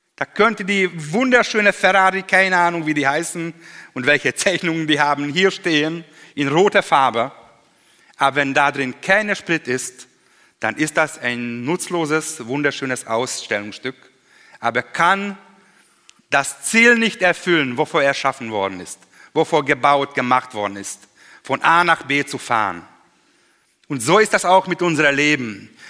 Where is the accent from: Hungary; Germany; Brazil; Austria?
Hungary; German is a second language; im Kommunismus damals noch bei uns in Ungarn